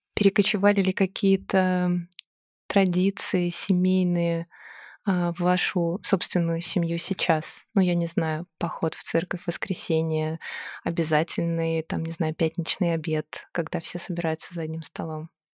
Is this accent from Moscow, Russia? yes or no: yes; Moscow, Russia; мы даже выросли в одном районе на Миусах